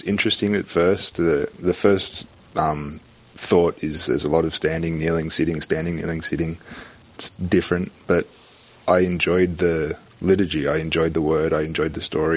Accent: Melbourne, Victoria, Australia; moved away as an adult; now in United States; I am born and raised in Australia. I came over to the U.S. in 2010.

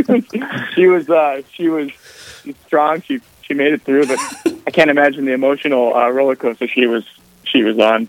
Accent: Aberdeen, South Dakota, United States; moved away as an adult; also born or lived in Mobridge, South Dakota / St. Paul, Minnesota / Rome; I'm uh, originally from Aberdeen, South Dakota, just the northern part of the northeastern part of the state

